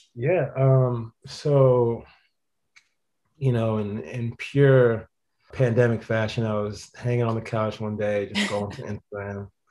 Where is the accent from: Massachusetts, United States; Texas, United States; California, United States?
Massachusetts, United States; Boston; I was born in Boston